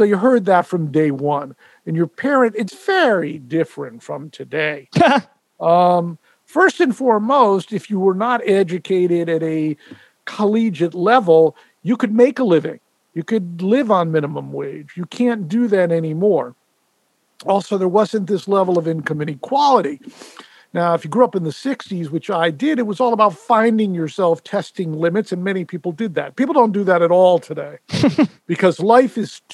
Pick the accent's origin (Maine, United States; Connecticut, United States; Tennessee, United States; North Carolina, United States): Connecticut, United States; moved away as an adult; also born or lived in Vermont / Utah; now in Los Angeles, United States; I grew up in the East Coast. Grew up in Connecticut